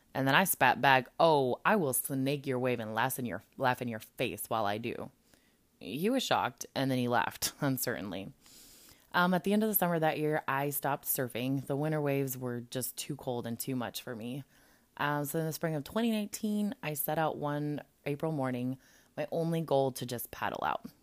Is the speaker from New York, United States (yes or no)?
no; Colorado, United States; moved away as an adult; now in California, United States; I grew up in Landlocked, Colorado